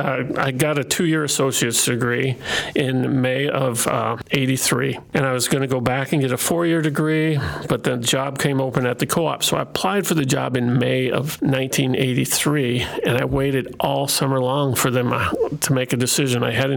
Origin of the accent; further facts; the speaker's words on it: Timber Lake, South Dakota, United States; moved away as an adult; there was an opening in my hometown of Timberlake, South Dakota